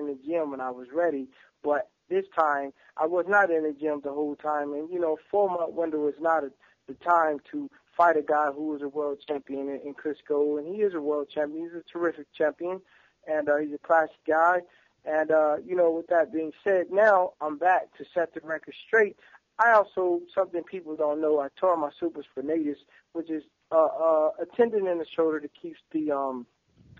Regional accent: Indianapolis, Indiana, United States; my hometown is Indianapolis, right down the street from Cincinnati

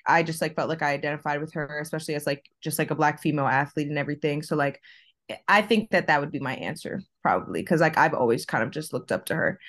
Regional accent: Fort Lauderdale, Florida, United States; moved away; I'm originally from, like, South Florida, like, Fort Lauderdale, Miami area

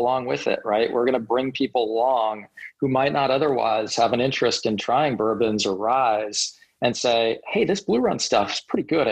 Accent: Seattle, Washington, United States; moved away; I'm from Seattle originally

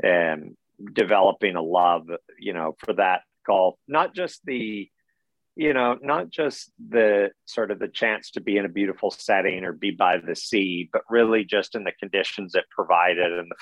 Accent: Ontario, Canada; I grew up in Ontario, nowhere near a sea.

